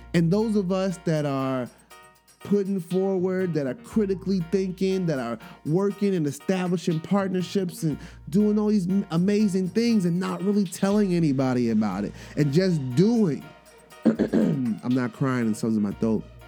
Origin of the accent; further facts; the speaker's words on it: New York, United States; accent: New York; my New York accent just slips out